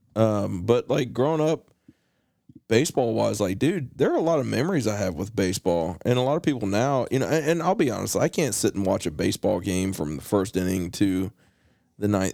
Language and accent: English; West Virginia, United States; growing up in West Virginia, you know, you, you watched a lot of Braves baseball